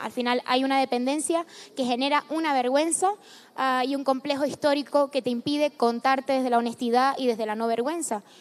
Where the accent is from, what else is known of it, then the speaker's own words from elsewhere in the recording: Canary Islands, Spain; moved away as an adult; also born or lived in Madrid; yo salí de la isla, pero me dejé el corazón en la isla